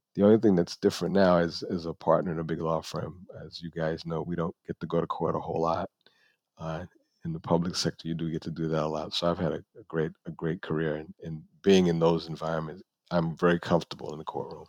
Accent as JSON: {"language": "English", "town": "New York City", "region": "New York", "country": "United States", "tie": "born or raised there", "also_born_or_lived": "Buffalo, New York", "moved": "yes", "said": "I am from the Bronx, New York."}